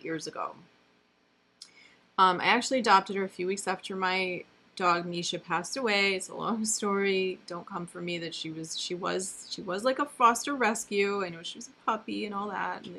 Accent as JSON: {"language": "English", "region": "upstate New York", "country": "United States", "moved": "yes", "lives_now": "New Jersey, United States", "said": "I'm from upstate New York"}